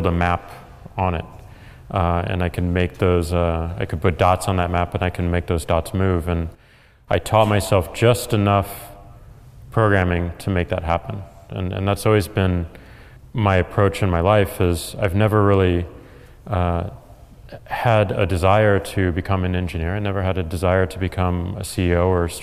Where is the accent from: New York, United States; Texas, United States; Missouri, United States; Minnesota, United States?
Missouri, United States; St. Louis; I'm from St. Louis, Missouri